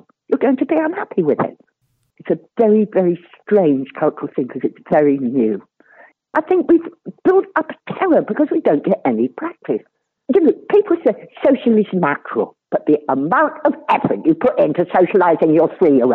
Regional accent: near Kirkcudbright, Scotland, United Kingdom; I grew up near Kakubri

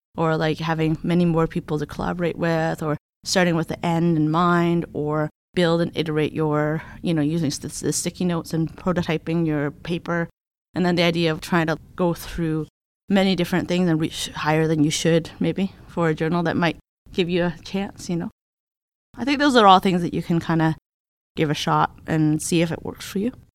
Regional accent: Hamilton, Ontario, Canada; I am a Canadian. So, I come from Hamilton, Ontario, which is a little city basically outside of Toronto.

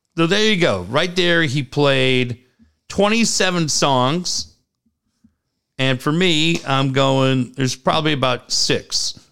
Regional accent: San Diego, California, United States; I grew up in San Diego

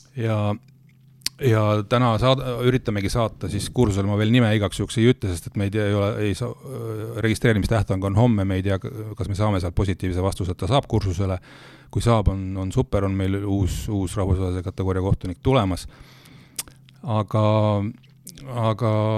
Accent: Rakvere, Lääne-Viru County, Estonia; mina olen ju pärit Rakverest

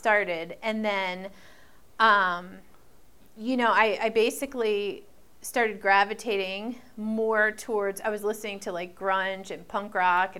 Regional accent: Maryland, United States; I'm from Maryland, so we would play in Baltimore, clubs in Baltimore, clubs in D.C.

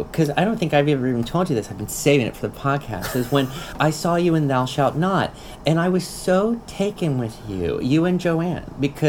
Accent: Mobile, Alabama, United States; moved away; Okay, I was born and raised in Mobile, Alabama.

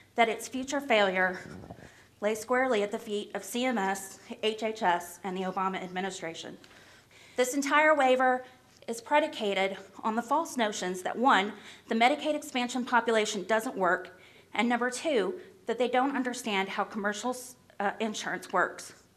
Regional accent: Clay County, Kentucky, United States; I'm from Clay County, Kentucky.

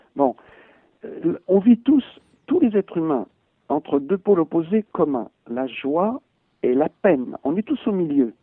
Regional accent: France; je suis français et j'ai pas perdu du tout mon identité

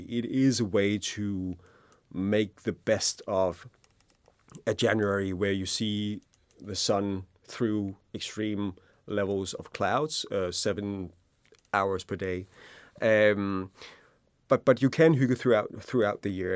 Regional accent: Denmark; we also in Denmark see Hooghly as part of our cultural D N

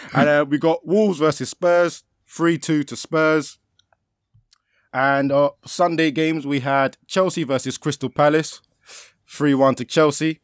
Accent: Nigeria; as a Nigerian

